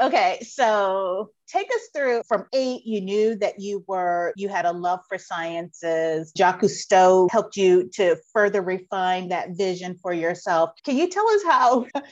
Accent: New York, United States; I'm a city girl. I'm from New York

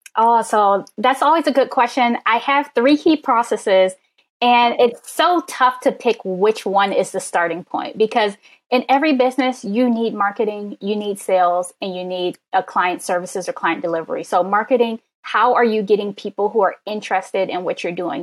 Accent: Maryland, United States; I'm a Maryland girl

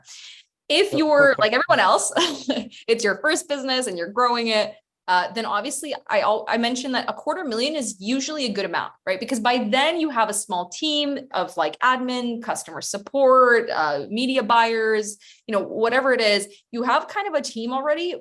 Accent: Boston, Massachusetts, United States; also born or lived in Ukraine; now in Barcelona, Spain; I am originally from Ukraine, but I'm based in Barcelona and I grew up in the US. I grew up in Boston

